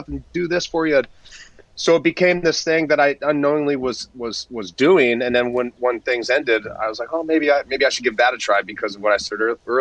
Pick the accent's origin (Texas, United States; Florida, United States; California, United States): California, United States; Southern; I came from SoCal, and a lot of the way I was just brought up